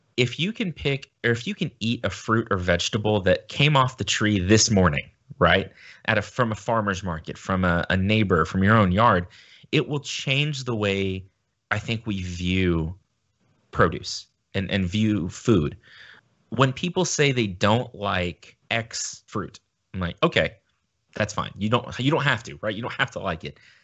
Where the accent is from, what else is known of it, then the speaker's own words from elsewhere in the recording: United States; as a Westerner, as an American